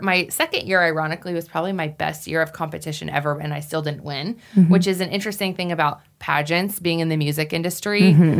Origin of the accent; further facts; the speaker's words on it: Wyoming, United States; The Miss Wyoming pageant was held in my hometown.